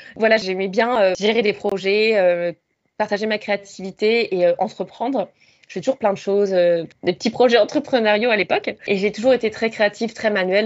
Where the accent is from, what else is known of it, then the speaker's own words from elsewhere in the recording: Rouen, Normandy, France; moved away as an adult; also born or lived in Lille / Suzhou, China / Shanghai, China / Mexico; now in Sydney, Australia; je viens de Normandie, en France, de Rouen. Et j'ai grandi là-bas jusqu'à mes 19 ans